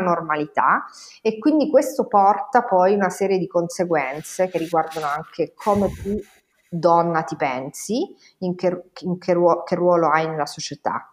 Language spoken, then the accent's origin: Italian; Castellammare, Italy; moved away as an adult; now in Bologna, Italy; io fossi rimasta a Castellammare